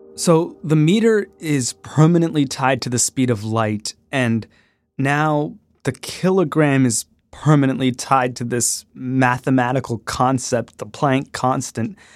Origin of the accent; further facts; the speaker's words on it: Canada; I grew up in Canada.